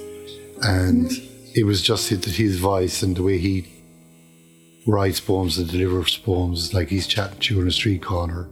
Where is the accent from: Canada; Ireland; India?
Ireland; Kerry, Munster; accent: Kerry; It's my Kerry accent